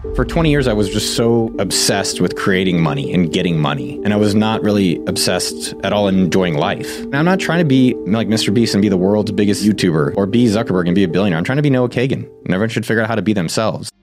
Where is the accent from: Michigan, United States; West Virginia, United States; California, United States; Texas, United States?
California, United States; Silicon Valley; I come from Silicon Valley.